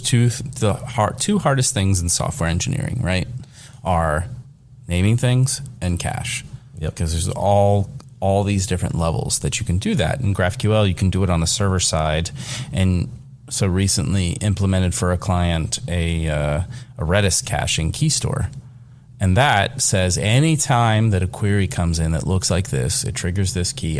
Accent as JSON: {"language": "English", "region": "Kentucky", "country": "United States", "said": "I am from Kentucky"}